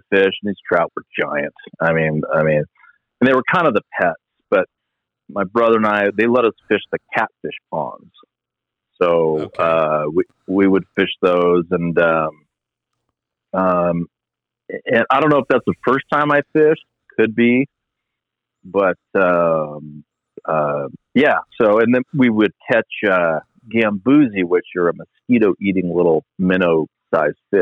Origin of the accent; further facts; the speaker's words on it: The Dalles, Oregon, United States; also born or lived in Arcadia, California; now in Medford, United States; I was born in Arcadia. We moved to the Dalles when I was 3. And, so that's where I was raised, went to, high school and everything